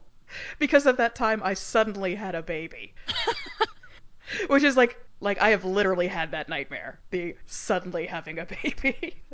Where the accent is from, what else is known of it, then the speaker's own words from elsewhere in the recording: Central Time Zone, United States; moved away; I grew up in Central Time